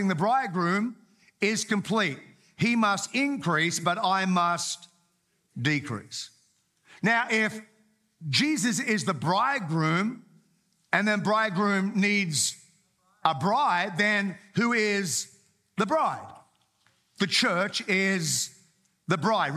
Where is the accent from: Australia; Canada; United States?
Australia; Townsville, Queensland; I grew up in Townsville, North Queensland.